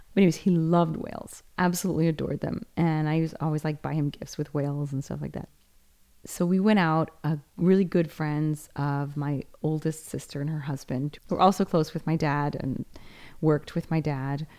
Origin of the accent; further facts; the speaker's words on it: United States; now in Rome, Italy; this place it was my hometown